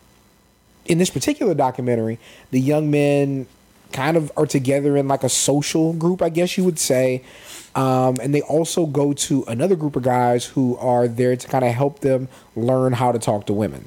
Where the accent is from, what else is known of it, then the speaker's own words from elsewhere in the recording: San Antonio, Texas, United States; we grew up in San Antonio, Texas